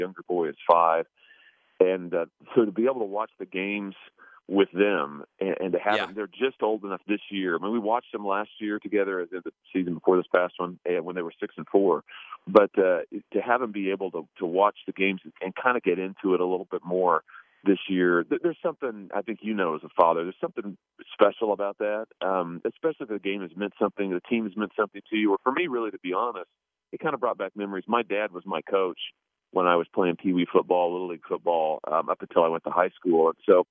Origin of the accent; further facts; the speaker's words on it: Lexington, Missouri, United States; also born or lived in Ozark, Missouri; Lexington, Missouri, which is my hometown, is about an hour east of Kansas City